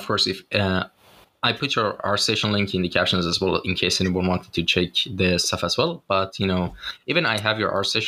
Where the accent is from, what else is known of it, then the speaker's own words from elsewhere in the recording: Shiraz, Fars, Iran; now in Istanbul, Turkey; my hometown, Shiraz